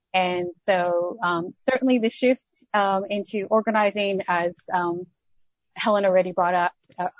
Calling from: Melbourne, Victoria, Australia; I'm actually calling from Melbourne

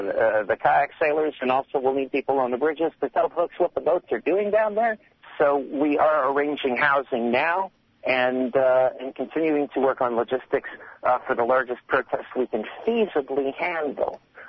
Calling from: New York, United States; I'm calling from New York.

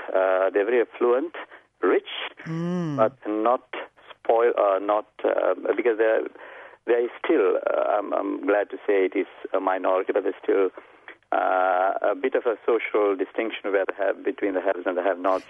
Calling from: Melbourne, Victoria, Australia; From Melbourne in Mel Park.

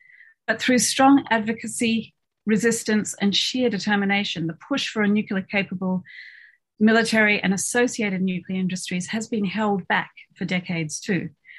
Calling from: Melbourne, Victoria, Australia; I'm speaking tonight from Nam on the lands of the Wurundjeri people

